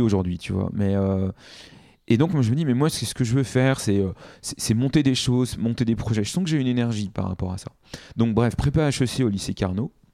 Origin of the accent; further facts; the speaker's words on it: Paris, Île-de-France, France; je suis né à, Paris, euh, dans le 12e arrondissement